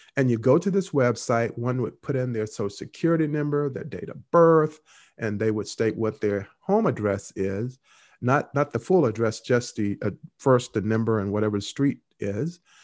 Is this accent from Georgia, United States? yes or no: no; Henderson, North Carolina, United States; Henderson, North Carolina, my hometown.